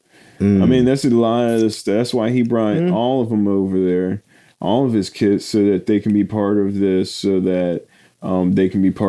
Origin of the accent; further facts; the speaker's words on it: United States; I was American.